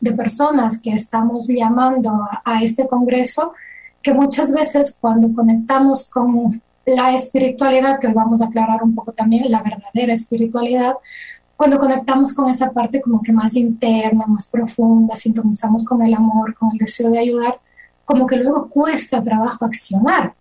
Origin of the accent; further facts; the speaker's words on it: Ecuador; moved away as an adult; now in Switzerland; soy ecuatoriana y actualmente residente y nacionalizada en Suiza porque mi esposo es suizo. Eh, mi profesión original es psicología clínica, es lo que estudié allá en Ecuador